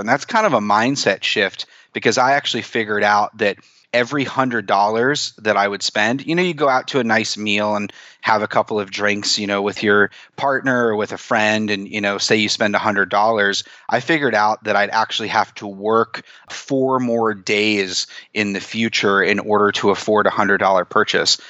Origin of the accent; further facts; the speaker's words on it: East Coast, United States; also born or lived in Chicago; now in New York City, United States; I grew up on the East Coast